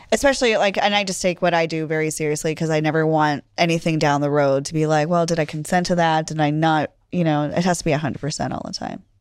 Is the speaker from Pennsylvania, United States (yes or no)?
yes; Pennsylvania, United States; I grew up in Pennsylvania